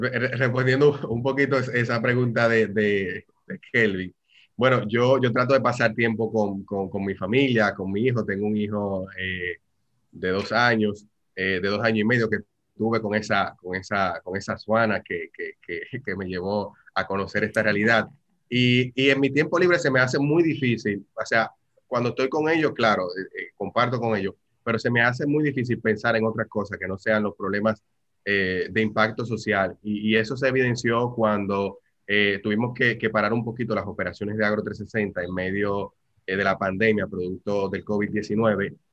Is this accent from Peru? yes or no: no; Dominican Republic; como dominicanos